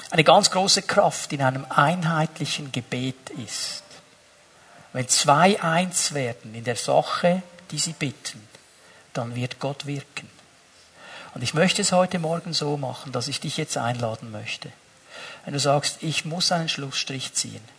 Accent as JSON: {"language": "German", "country": "Switzerland", "said": "Ich fühle mich Immer als Schweizer, 24 Stunden am Tag, sieben Tage die Woche."}